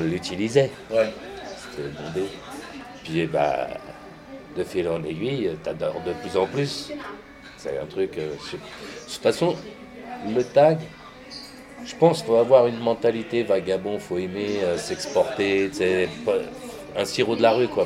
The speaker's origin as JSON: {"language": "French", "town": "Saint-Denis", "region": "Île-de-France", "country": "France", "also_born_or_lived": "Paris", "said": "j'étais de Saint-Denis, j'étais avec euh, les 93e"}